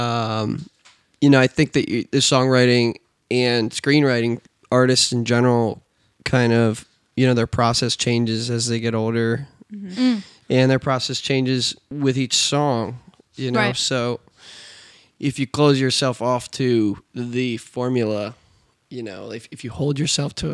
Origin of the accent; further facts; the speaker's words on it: Mechanicsburg, Pennsylvania, United States; I'm from Mechanicsburg